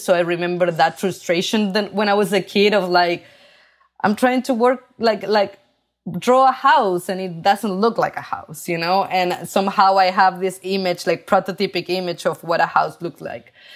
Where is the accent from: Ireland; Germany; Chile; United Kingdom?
Chile; English is a second language; moved away as an adult; now in New York, United States; I grew up in Chile